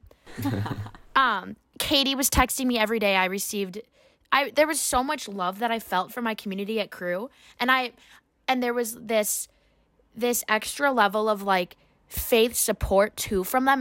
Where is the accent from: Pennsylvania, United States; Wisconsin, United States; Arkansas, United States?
Wisconsin, United States; Waunakee; now in Madison, United States; I am from Wanakee, Wisconsin, in high school, um, which is just fifteen minutes away from here